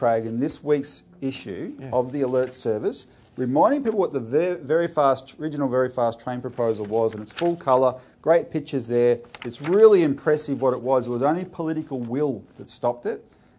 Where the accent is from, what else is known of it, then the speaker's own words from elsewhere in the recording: Townsville, Queensland, Australia; moved away; I was born in Townsville. I'm from Townsville originally.